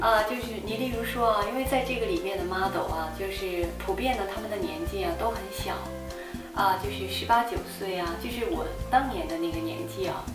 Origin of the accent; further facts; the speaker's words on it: northern China, China; 因为我是北方人，就是我小的时候呢，就是住在一个院子里面嘛，一个院子里面呢，大概有十几个小朋友